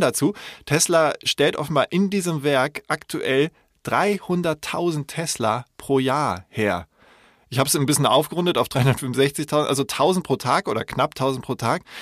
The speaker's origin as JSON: {"language": "German", "town": "Munich", "region": "Bavaria", "country": "Germany", "tie": "born or raised there", "said": "ich bin in München geboren, also das maßkrug liegt mir in den Genen"}